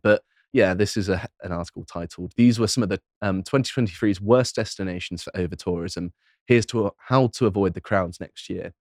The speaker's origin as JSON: {"language": "English", "area": "Devon", "region": "South West England", "country": "United Kingdom", "tie": "born or raised there", "moved": "yes", "said": "I grew up in Devon, so I know it very well"}